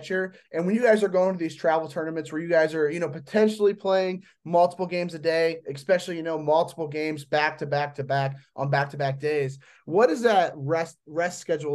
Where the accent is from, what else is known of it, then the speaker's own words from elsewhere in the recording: Indiana, United States; I'm from Indiana.